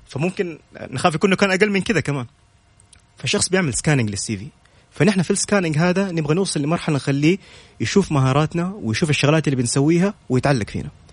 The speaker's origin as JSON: {"language": "Arabic", "country": "Saudi Arabia", "said": "كلنا كسعوديين"}